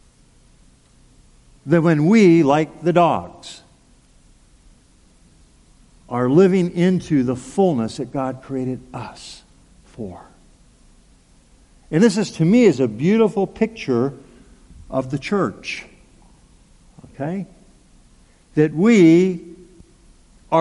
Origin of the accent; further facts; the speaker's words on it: Pasadena, California, United States; moved away as an adult; now in Anchorage, United States; I grew up in Southern California in the Pasadena area.